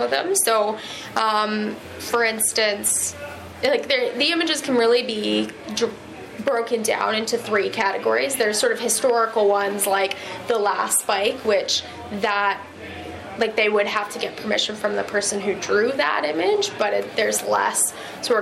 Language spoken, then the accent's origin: English; British Columbia, Canada; I'm from British Columbia